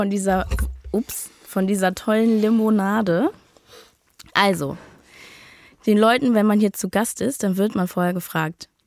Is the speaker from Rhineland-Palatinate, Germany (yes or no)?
no; near Timmendorfer Strand, Schleswig-Holstein, Germany; Ich komme aus der Nähe von Timmendorfer